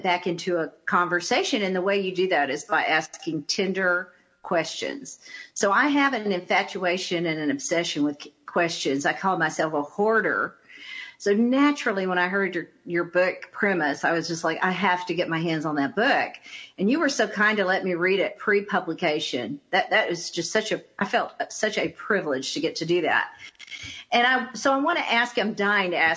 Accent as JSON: {"language": "English", "town": "Tyler", "region": "Texas", "country": "United States", "tie": "born or raised there", "said": "I grew up in Tyler, Texas."}